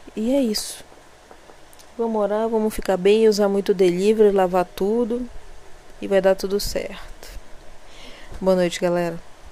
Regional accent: Belém, Pará, Brazil; eu não sou dessa cidade aqui onde eu moro, né? Eu, eu sou eu sou belenense mesmo, que é a capital

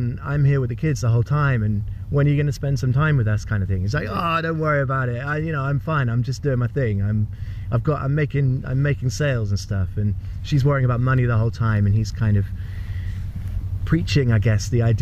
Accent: United Kingdom; in Britain we're reserved

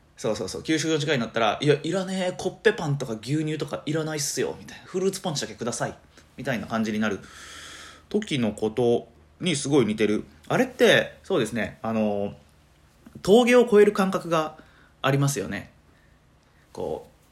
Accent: Matsuyama, Ehime, Japan; moved away as an adult; also born or lived in Niihama, Japan; now in Tokushima, Japan; 今徳島に住んでるんですけど出身は愛媛でしてで愛媛ってあの片道2時間半ぐらいかかるんですよね僕は松山市出身あ違う出身は新居浜市っていうとこなんですけどえー、3歳の時にね、えー、親の都合

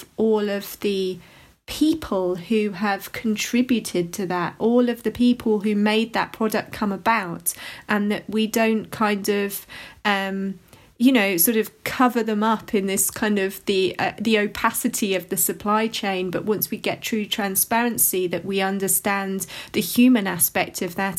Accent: London, United Kingdom; somebody who's from London

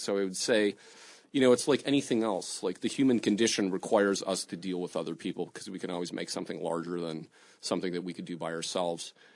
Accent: Detroit, Michigan, United States; I grew up on the East Side. I never drove to Midtown

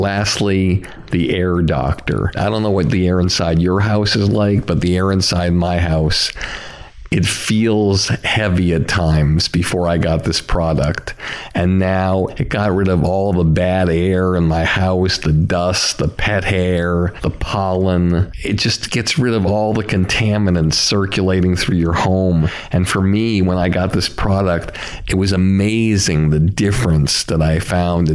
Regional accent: Longmeadow, Massachusetts, United States; I grew up in Long Meadow.

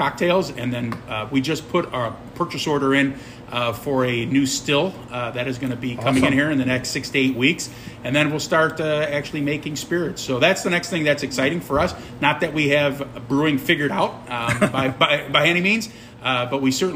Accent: Chicago, Illinois, United States; now in Lockport, United States; I'm originally from the South Side. I grew up near Midway Airport.

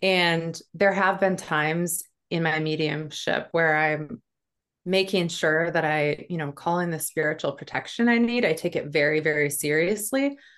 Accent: North Dakota, United States; now in New Hampshire, United States; I grew up in North Dakota on a farm. I live in New Hampshire now.

